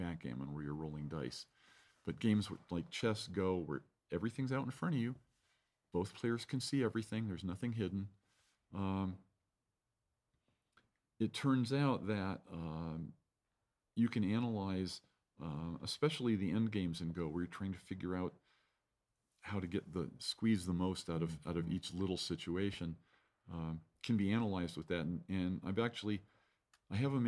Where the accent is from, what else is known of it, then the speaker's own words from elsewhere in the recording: Santa Clara, California, United States; moved away as an adult; also born or lived in San Francisco; now in Fort Collins, United States; I was born in San Francisco, but raised in Silicon Valley in Santa Clara